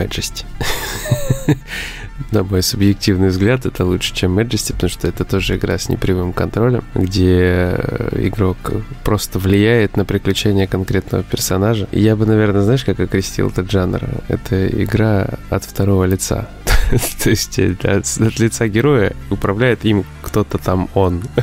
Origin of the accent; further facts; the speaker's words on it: Omsk, Omsk Oblast, Russia; я из Омска